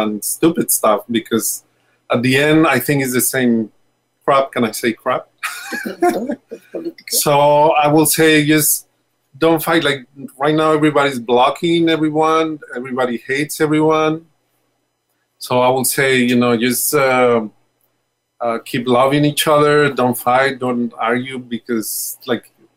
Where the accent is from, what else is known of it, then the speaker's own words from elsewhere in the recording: Mexico City, Mexico; we are from Mexico City